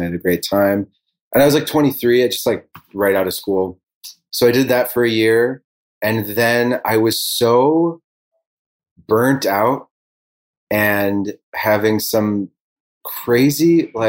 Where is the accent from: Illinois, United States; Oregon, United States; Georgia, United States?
Illinois, United States; Elmhurst; also born or lived in Bloomington, Illinois; I grew up in a suburb of Chicago